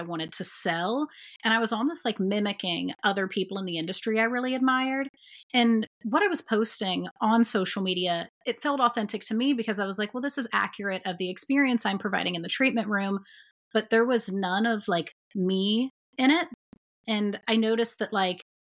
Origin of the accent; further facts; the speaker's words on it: Dayton, Ohio, United States; So Dayton is my hometown. This is where I'm from